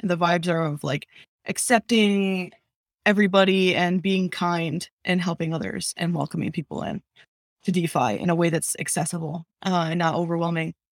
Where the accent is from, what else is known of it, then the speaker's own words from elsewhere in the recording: New Jersey, United States; moved away; I'm from New Jersey